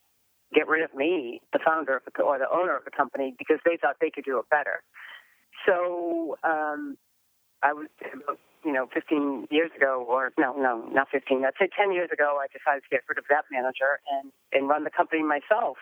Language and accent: English; New England, United States; I'm from New England